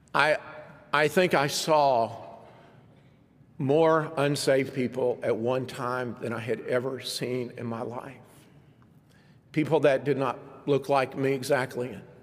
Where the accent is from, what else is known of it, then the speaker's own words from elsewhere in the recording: United States; very noticeable as an American